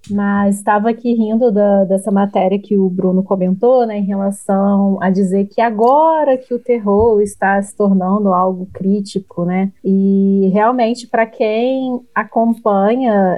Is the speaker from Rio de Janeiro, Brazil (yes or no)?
yes; interior of Rio de Janeiro, Brazil; nós somos do interior do Rio de Janeiro